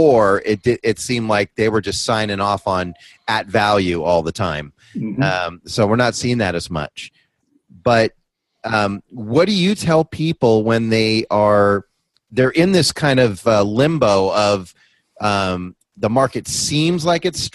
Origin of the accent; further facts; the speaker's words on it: San Francisco Bay Area, California, United States; now in San Diego, United States; I'm originally from the San Francisco Bay Area